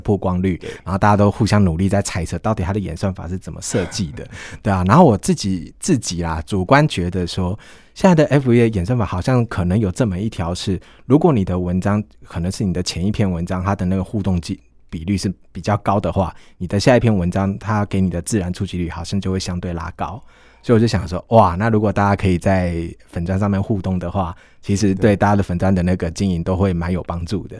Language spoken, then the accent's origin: Chinese; southern Taiwan, Taiwan; 对我们南部人